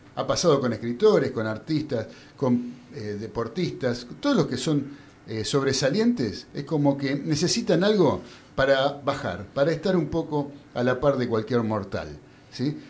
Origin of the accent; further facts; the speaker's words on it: Argentina; lo que somos los argentinos